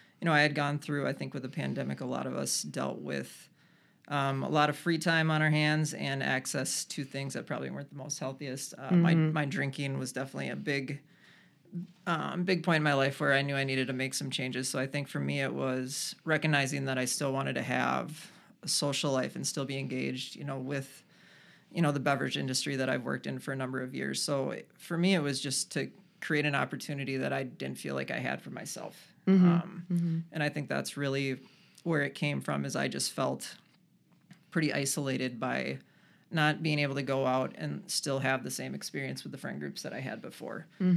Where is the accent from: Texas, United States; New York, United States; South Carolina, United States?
New York, United States; Rochester; I grew up in Rochester, lived here for a number of years, and then kind of swore the town off, moved away to the cities